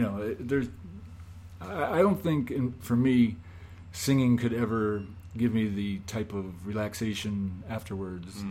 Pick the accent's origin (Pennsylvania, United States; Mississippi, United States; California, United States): Pennsylvania, United States; Scranton; moved away; I grew up in Scranton, Pennsylvania